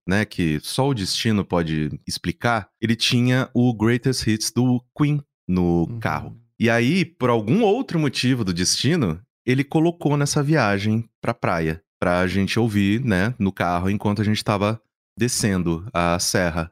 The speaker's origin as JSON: {"language": "Portuguese", "town": "Mococa", "region": "São Paulo", "country": "Brazil", "tie": "born or raised there", "moved": "yes", "said": "eu morava no interior, né, sou de Mococa"}